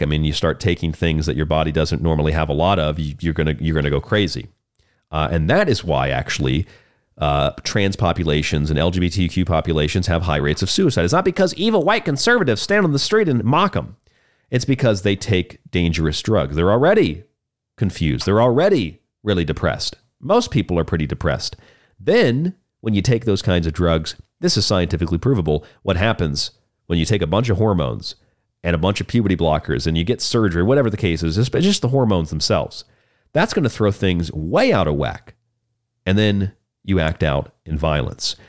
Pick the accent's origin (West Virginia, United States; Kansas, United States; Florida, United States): Florida, United States; also born or lived in Polk County, Florida; my home state of Florida. Actually, I lived in his county for many years.